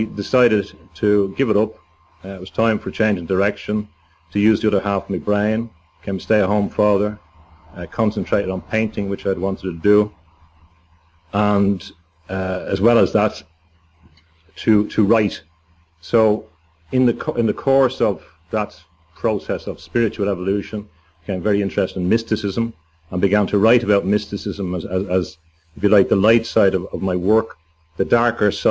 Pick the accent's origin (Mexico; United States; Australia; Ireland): Ireland; Dublin, Leinster; moved away as an adult; also born or lived in London / Spain / Scotland; I come from Dublin.